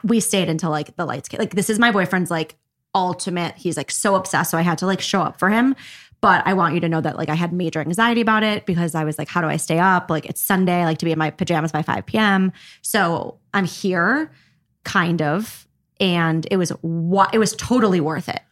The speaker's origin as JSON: {"language": "English", "town": "Highland Park", "region": "Illinois", "country": "United States", "said": "I'm from Highland Park, actually"}